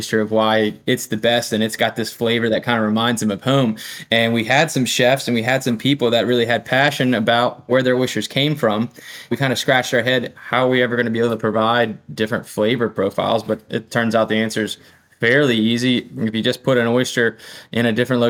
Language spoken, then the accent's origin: English; Eastern Shore of Virginia, United States; I grew up on the East Coast of Virginia